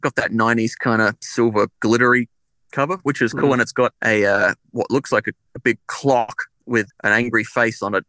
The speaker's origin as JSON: {"language": "English", "town": "Adelaide", "region": "South Australia", "country": "Australia", "tie": "born or raised there", "said": "I was born in Adelaide in 1987"}